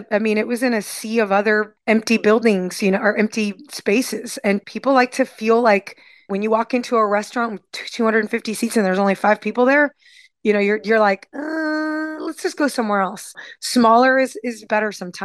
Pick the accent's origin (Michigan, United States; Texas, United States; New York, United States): Texas, United States; Houston; I grew up in Montrose. My first apartment was 3 blocks from Griff's